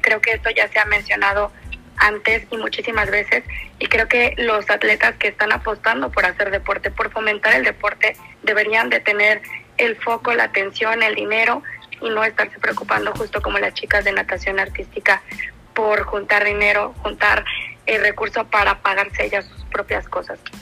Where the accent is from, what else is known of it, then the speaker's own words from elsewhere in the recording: Mexico; como mexicanos